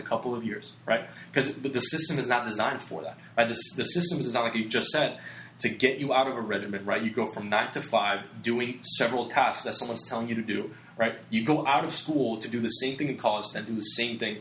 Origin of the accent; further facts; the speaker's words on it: Puerto Rico; moved away; I come from Puerto Rico, small little island in the Caribbean